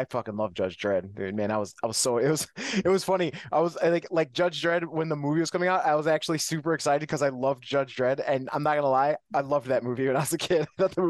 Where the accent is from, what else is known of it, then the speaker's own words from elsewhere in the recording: Canada; I'm Canadian